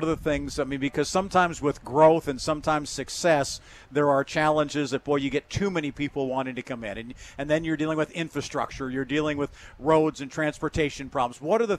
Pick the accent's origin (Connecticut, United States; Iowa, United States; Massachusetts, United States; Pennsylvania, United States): Pennsylvania, United States; Grove City; I grew up in a small town north of here, a little place called Grove City, about an hour north of Pittsburgh.